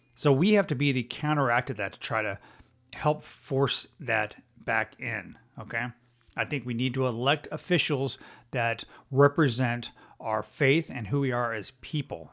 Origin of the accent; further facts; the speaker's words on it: Texas, United States; I'm a United States citizen, before I am a Texan